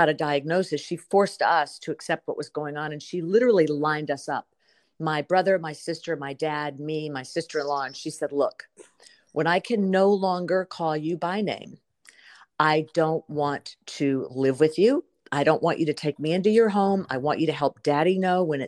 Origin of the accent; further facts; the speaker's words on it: South Carolina, United States; now in Burbank, United States; my hometown where my family comes from and where my mother lived and loved and died, in South Carolina